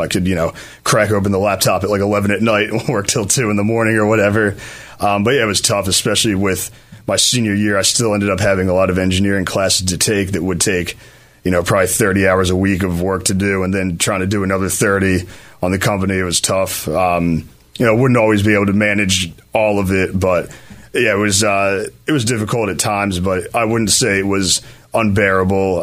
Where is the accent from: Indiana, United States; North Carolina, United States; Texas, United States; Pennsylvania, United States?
Pennsylvania, United States; Philadelphia; I grew up in Chestnut Hill, uh, right in Philly